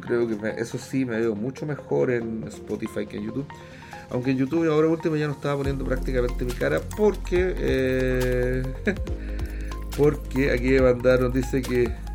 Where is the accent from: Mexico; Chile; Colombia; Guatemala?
Chile; also born or lived in Washington DC